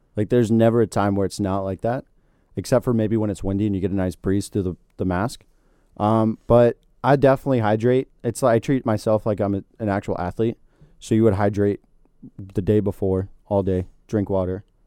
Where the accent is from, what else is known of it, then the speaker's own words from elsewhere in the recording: Florida, United States; I'm from Florida and I grew up in this